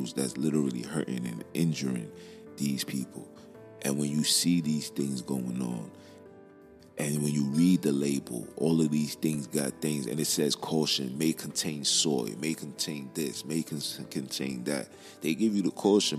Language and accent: English; New York, United States; I'm from Brooklyn